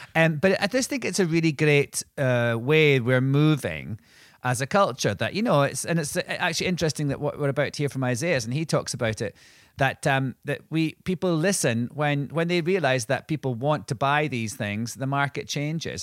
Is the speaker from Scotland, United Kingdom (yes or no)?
yes; Scotland, United Kingdom; I'm from Scotland